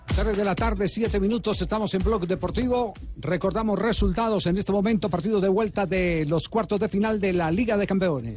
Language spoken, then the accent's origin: Spanish; Colombia; como colombiano